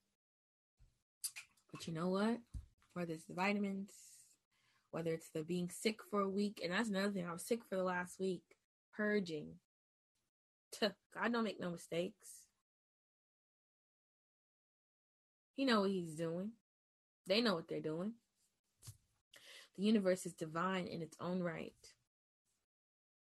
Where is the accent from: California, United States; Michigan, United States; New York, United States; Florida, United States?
New York, United States; I'm from New York